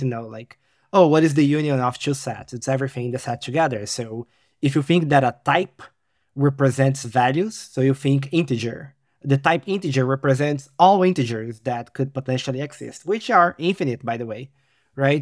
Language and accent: English; Brazil; now in Poland; I am, uh, Brazilian, living in Poland